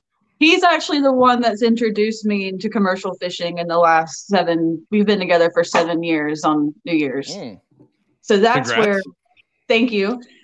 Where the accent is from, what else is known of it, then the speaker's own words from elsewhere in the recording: Outer Banks, North Carolina, United States; accent: island brogue; I grew up on the Outer Banks of the North Carolina. I've been here for almost 27 years.